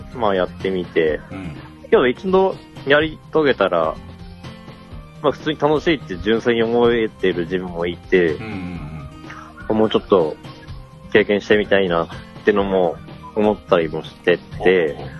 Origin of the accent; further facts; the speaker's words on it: Osaka, Japan; moved away as an adult; also born or lived in Kagawa; now in Toyama, Japan; 生まれは香川県なんですけど、うんうん、一番育った時期長かったのは大阪だったんですけど、自分は